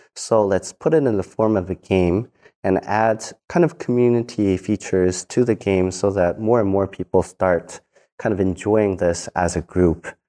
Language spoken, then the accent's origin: English; South Korea; I grew up in Korea as just a normal kid.